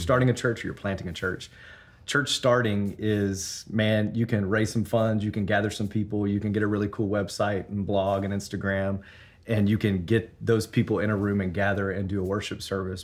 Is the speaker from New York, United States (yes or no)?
no; Memphis, Tennessee, United States; moved away as an adult; now in Denver, United States; I'm from Memphis, Tennessee originally.